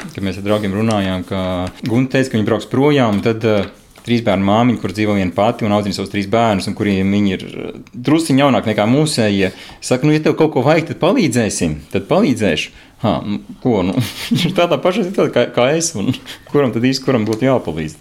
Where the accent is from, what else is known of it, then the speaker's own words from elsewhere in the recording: Priekuļi, Vidzeme, Latvia; now in Mārupe, Latvia; esmu dzimis ceļos, naudas priekuļos